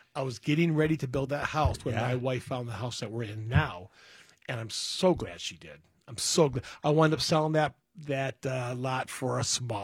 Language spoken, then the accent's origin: English; Berkley, Michigan, United States; I grew up in Berkeley, Mile and Coolidge, in a 1,100-square-foot, 3-bedroom, 1-bathroom, 7 people